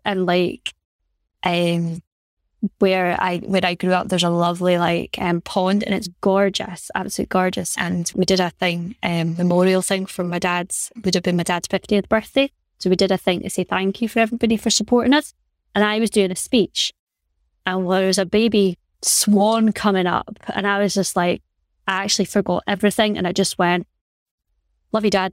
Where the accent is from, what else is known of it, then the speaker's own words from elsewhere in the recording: Aberdeen, Scotland, United Kingdom; growing up in Aberdeen, in Aberdeen